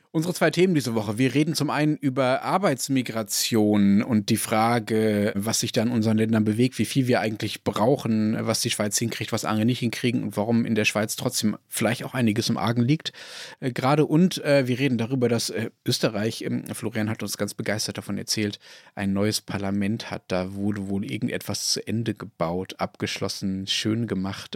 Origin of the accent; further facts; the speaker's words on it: Germany; wir in Deutschland